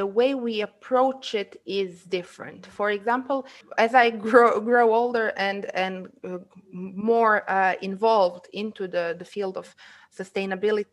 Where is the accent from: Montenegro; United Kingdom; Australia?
Montenegro; Ulcinj, Ulcinj Municipality; English is a second language; moved away as an adult; now in Podgorica, Montenegro; I'm from Olcin, from the Montenegrin seaside, currently living in Podgorica, the capital city.